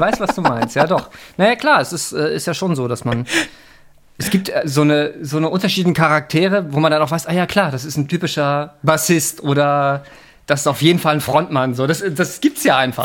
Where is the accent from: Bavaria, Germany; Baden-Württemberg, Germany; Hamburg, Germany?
Hamburg, Germany; Ich bin in Hamburg geboren